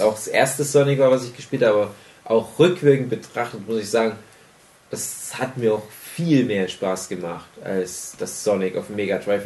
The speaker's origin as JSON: {"language": "German", "country": "Germany", "said": "bei uns in Deutschland"}